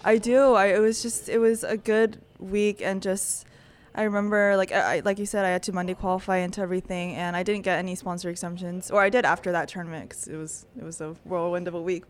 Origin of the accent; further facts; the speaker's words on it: California, United States; moved away as an adult; now in Texas, United States; coming back, um, to my home state. Like, I love California.